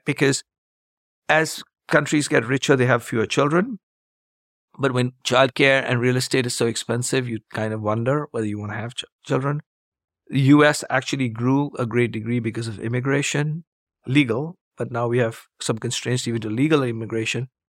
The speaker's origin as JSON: {"language": "English", "country": "India", "tie": "born or raised there", "also_born_or_lived": "Chicago, United States", "moved": "as an adult", "said": "I grew up in India, got a degree in math"}